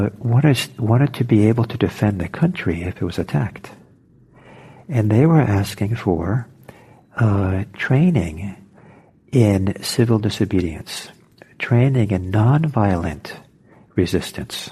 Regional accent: Norway; now in United States; I'm from Norway, and originally, and I went back there a few times

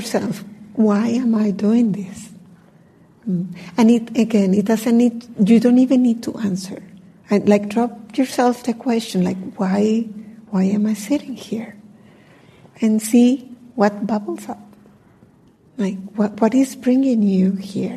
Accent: Colombia; I'm from Colombia

